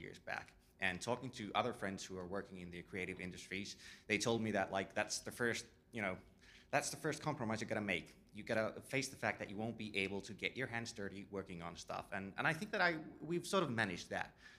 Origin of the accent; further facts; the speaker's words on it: Finland; I come from Finland